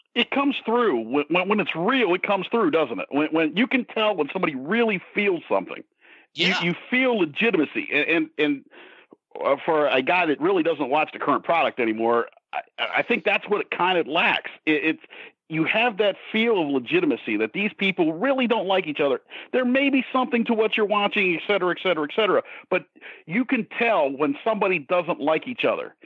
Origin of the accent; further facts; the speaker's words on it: Ohio, United States; now in Hagerstown, United States; I live in uh, Hagerstown, Maryland. I'm formerly from Ohio.